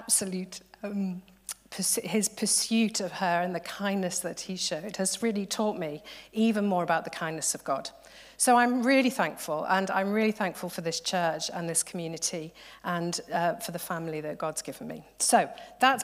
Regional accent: Liverpool, North West England, United Kingdom; I'm from Liverpool

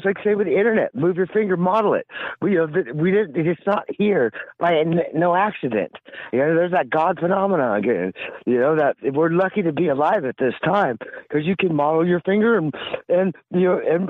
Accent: California, United States; I'm from California

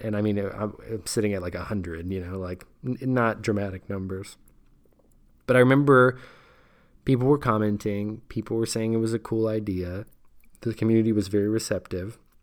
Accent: United States

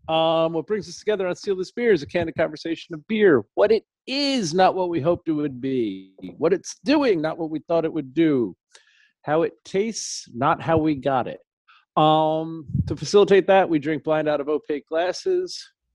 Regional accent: Ohio, United States; How dare he break tradition with Belgium because I'm from Ohio.

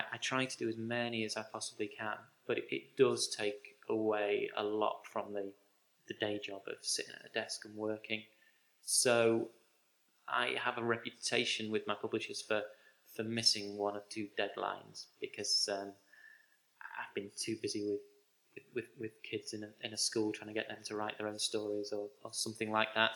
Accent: Grimsby, Yorkshire and the Humber, United Kingdom; my hometown of Grimsby

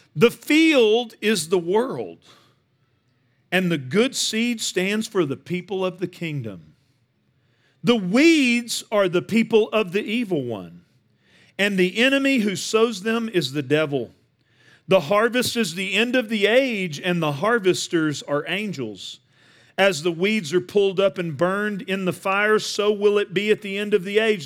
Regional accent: Northeast Texas, United States; I grew up in Northeast Texas

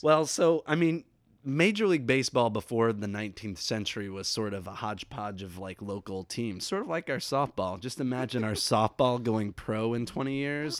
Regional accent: near Saint Henry, Ohio, United States; twenty or so miles from my hometown

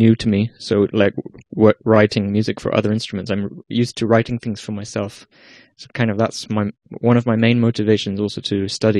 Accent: Iceland; moved away as an adult; now in Amsterdam, Netherlands; I am from Iceland, but I'm half English, in case you were wondering about the accent.

